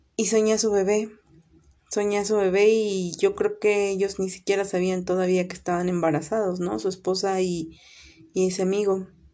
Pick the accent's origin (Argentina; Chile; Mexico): Mexico; Veracruz; now in State of Mexico, Mexico; soy originaria de Veracruz y actualmente radico en el Estado de México